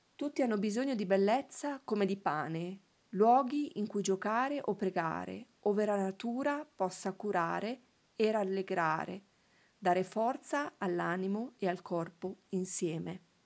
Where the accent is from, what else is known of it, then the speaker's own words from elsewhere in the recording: province of Novara, Piedmont, Italy; il primo è l'healing garden in provincia di Novara, il mio paese